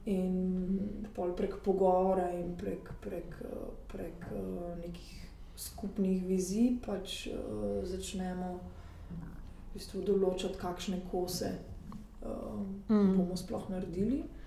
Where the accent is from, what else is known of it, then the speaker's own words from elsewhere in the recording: Slovenia; moved away as an adult; now in Paris, France; jaz sem pač iz Slovenije